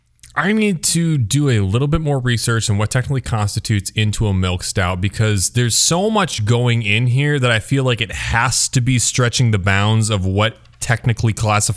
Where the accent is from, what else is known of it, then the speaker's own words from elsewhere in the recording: Cedar Falls, Iowa, United States; You know, I played a lot of soccer growing up in Cedar Falls, Iowa.